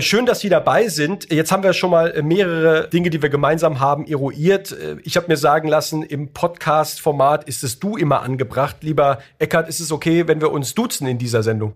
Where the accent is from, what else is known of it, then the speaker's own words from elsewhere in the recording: Heidelberg, Baden-Württemberg, Germany; in Heidelberg, in meiner Heimatstadt